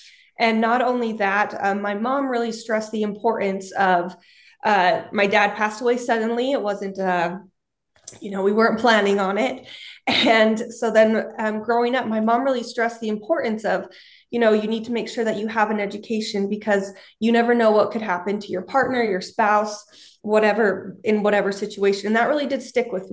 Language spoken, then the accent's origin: English; Utah, United States; moved away as an adult; also born or lived in Kansas City; I grew up in Utah and I really wanted to get out of the Utah bubble